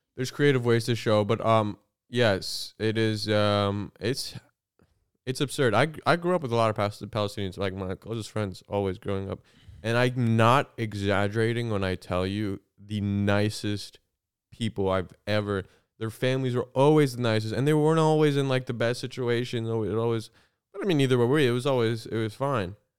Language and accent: English; Southern Illinois, United States; I grew up in Southern Illinois